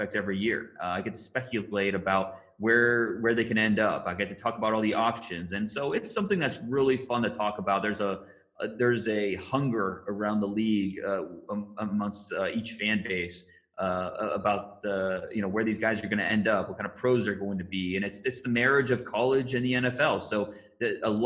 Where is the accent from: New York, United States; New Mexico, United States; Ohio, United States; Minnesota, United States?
Ohio, United States; Northeast; I grew up in Northeast Ohio, which is a football crazed area.